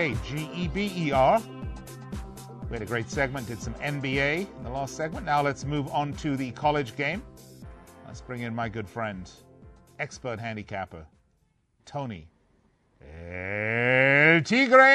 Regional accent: England, United Kingdom; I'm from England

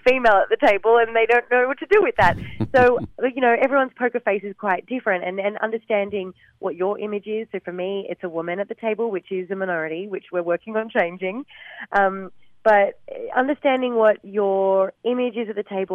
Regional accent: Gold Coast, Queensland, Australia; my hometown of the Gold Coast

